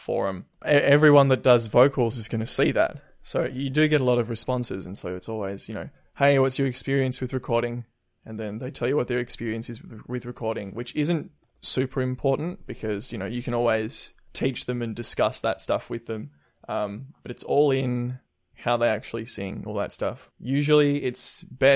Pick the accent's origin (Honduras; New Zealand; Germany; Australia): Australia; Melbourne, Victoria; I'm from Melbourne